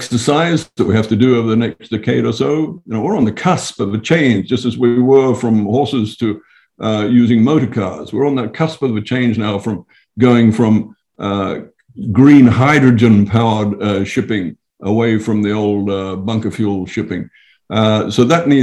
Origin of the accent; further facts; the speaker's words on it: Fiji; I come from Fiji